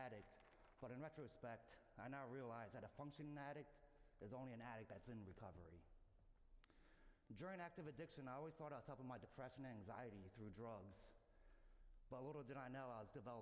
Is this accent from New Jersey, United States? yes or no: yes; New Jersey, United States; now in Atlanta, United States; I'm a Yankee from New Jersey